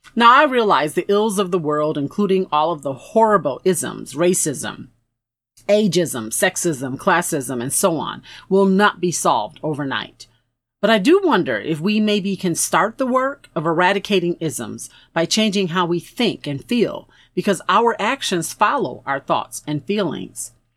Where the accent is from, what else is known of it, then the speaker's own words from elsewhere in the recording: Buffalo, New York, United States; my hometown of Buffalo, New York